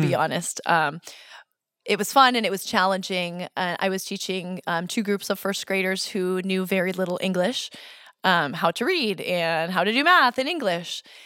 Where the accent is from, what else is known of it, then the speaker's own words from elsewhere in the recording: suburb of Boston, Massachusetts, United States; moved away as an adult; also born or lived in Texas / New Hampshire; now in Holland, Michigan, United States; I grew up in Massachusetts.